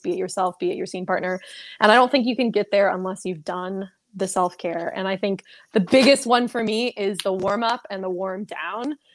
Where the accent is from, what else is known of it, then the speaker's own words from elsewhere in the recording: Seattle, Washington, United States; moved away as an adult; now in Orlando, United States; I'm originally from the Seattle area